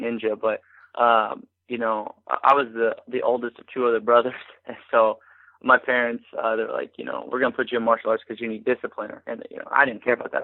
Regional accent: Arcadia Valley, Missouri, United States; I grew up in Arcadia Valley, which is probably like 45 minutes south of St. Louis

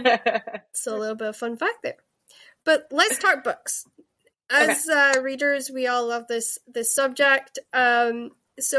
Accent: Scotland, United Kingdom; also born or lived in Los Angeles, United States; I am Scottish, but I spent some time

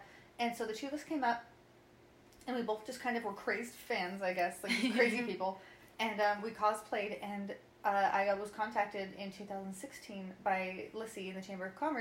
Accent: Utah, United States; I grew up in Utah

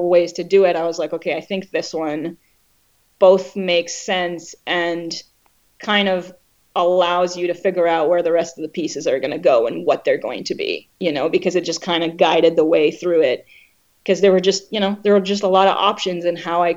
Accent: Israel; growing up in Israel

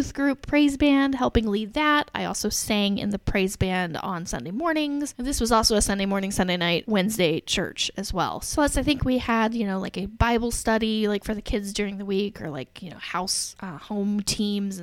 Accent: Alexandria, Indiana, United States; moved away as an adult; also born or lived in Reynoldsburg, Ohio / Dallas, Texas; I grew up in Alexandria, Indiana, teeny tiny little town

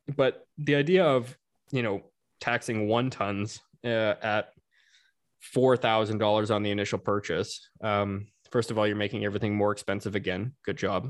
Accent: Canada; As a Canadian

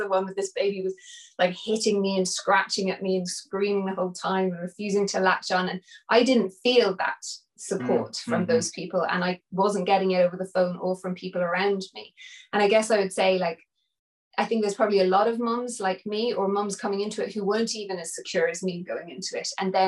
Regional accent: India; also born or lived in Nepal; growing up in India and Nepal and seeing women carry their babies all the time in Africa and they never put them down

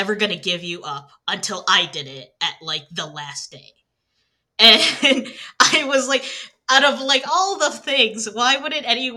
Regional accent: Michigan, United States; I'm from Michigan

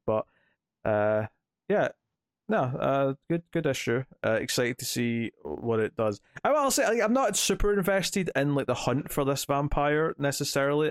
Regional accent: Scotland, United Kingdom; I'm Scottish

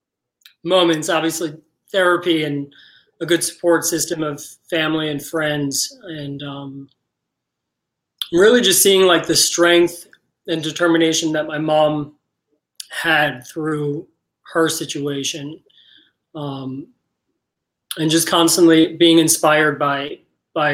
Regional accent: New York, United States; moved away; I am from New York originally

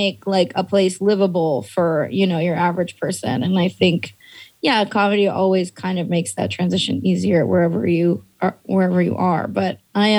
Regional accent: the Bay Area, California, United States; also born or lived in Portland / New York; now in Los Angeles, United States; I grew up in the Bay

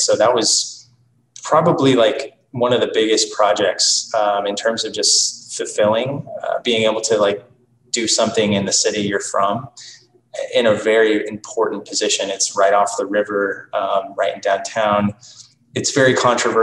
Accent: Wichita, Kansas, United States; also born or lived in New York City; now in Kansas City, United States; my hometown, Wichita

